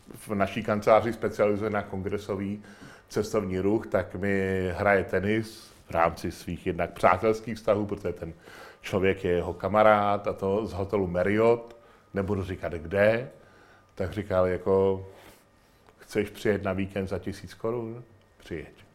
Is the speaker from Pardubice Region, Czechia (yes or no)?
yes; Chrudim, Pardubice Region, Czechia; já jsem z Chrudimi